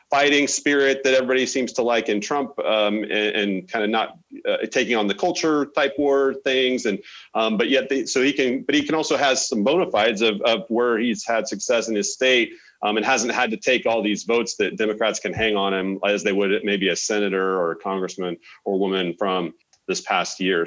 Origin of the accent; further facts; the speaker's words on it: Oklahoma, United States; moved away; I'm from Oklahoma originally